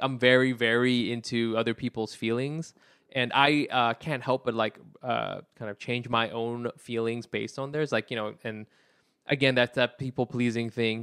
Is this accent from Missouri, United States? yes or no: no; Anaheim, California, United States; I'm really from Orange County originally